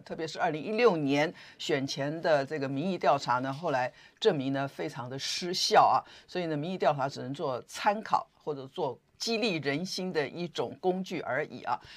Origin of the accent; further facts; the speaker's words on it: Taiwan; 我们台湾人也跟着紧张